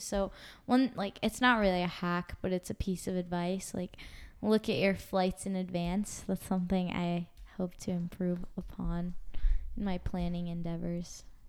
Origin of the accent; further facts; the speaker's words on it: Washington, D.C., East Coast, United States; I'm from the East Coast